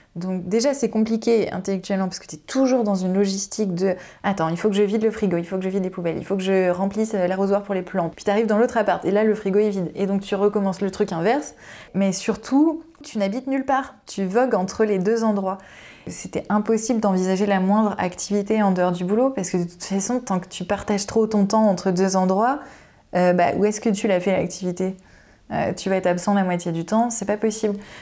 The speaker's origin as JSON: {"language": "French", "area": "Picardy", "region": "Hauts-de-France", "country": "France", "also_born_or_lived": "Noisy-le-Grand / Vincennes", "moved": "as an adult", "said": "Moi je venais de Picardie"}